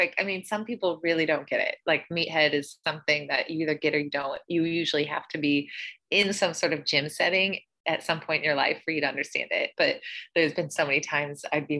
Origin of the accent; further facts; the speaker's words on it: Northeast Missouri, United States; I grew up in Missouri